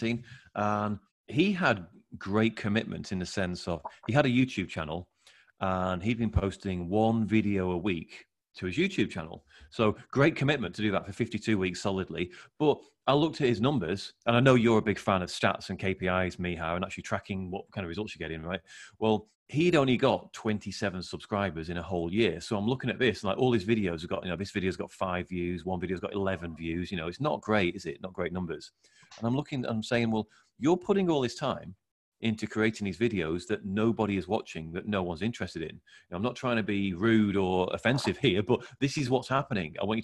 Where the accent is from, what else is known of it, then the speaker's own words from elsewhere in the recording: England, United Kingdom; I'm English